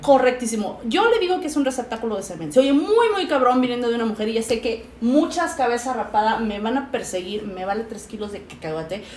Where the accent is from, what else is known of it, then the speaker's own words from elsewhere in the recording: Mexico; moved away; independientemente de que yo viva en Chetolandia, soy latinoamericana, soy mexicana.